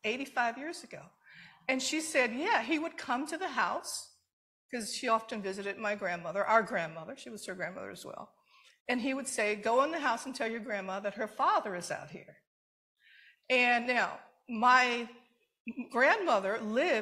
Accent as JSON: {"language": "English", "town": "Detroit", "region": "Michigan", "country": "United States", "tie": "born or raised there", "said": "I grew up in Detroit, but my mother was from Alabama, and my father was from Mississippi"}